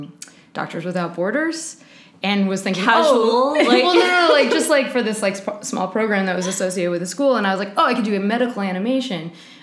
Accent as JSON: {"language": "English", "town": "Oakland", "region": "California", "country": "United States", "said": "Oakland, California."}